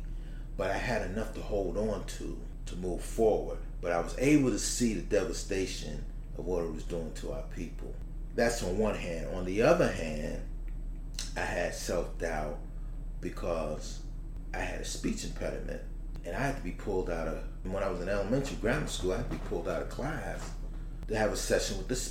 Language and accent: English; Newark, New Jersey, United States; growing up in Newark, at a time just before things went bad